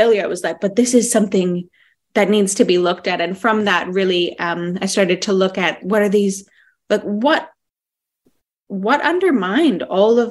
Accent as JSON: {"language": "English", "country": "Canada", "tie": "born or raised there", "moved": "yes", "lives_now": "Western Australia, Australia", "said": "I'm Canadian born"}